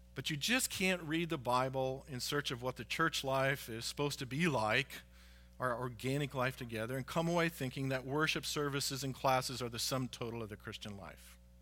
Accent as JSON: {"language": "English", "country": "United States", "said": "here as American citizens because we are all Americans"}